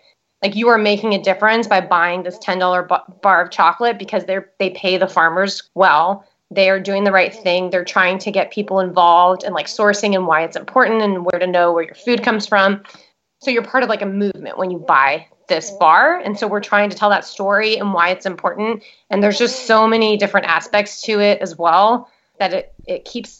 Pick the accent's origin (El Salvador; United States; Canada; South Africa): El Salvador; moved away; And then because I grew up in El Salvador, I speak Spanish.